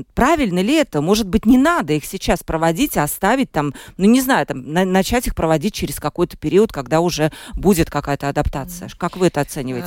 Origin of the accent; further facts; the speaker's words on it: Mārupe Municipality, Latvia; я сама из Марупа